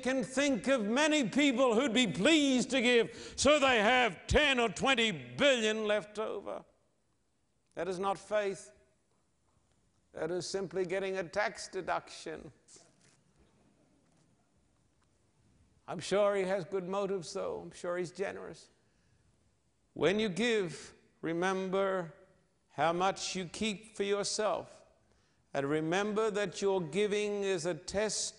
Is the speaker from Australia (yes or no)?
yes; Sydney, New South Wales, Australia; my hometown of Sydney